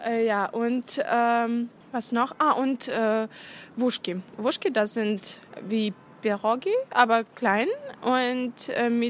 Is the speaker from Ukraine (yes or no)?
yes; Ukraine; ich komme aus der Ukraine und kann ein bisschen über ukrainische Traditionen zum Weihnachten erzählen.